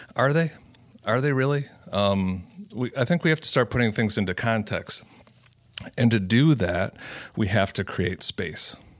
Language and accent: English; Cedarburg, Wisconsin, United States; broadcasting out of Cedarburg Public Library, uh, my hometown.